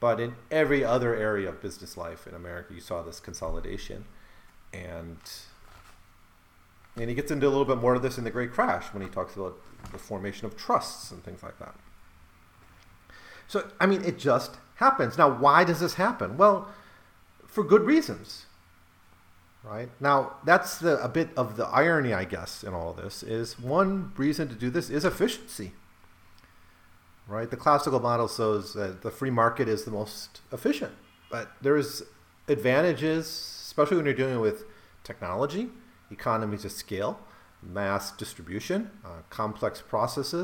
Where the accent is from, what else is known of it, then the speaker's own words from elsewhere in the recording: Rothschild, Wisconsin, United States; where I grew up, Rothschild, Wisconsin